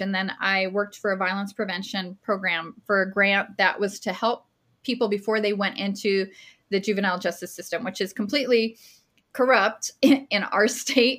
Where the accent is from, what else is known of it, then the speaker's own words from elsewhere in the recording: Las Cruces, New Mexico, United States; I'm from Las Cruces, New Mexico